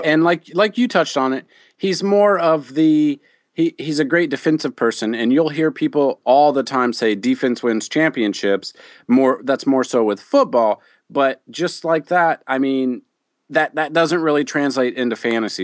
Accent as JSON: {"language": "English", "region": "Midwest", "country": "United States", "said": "I'm from the Midwest."}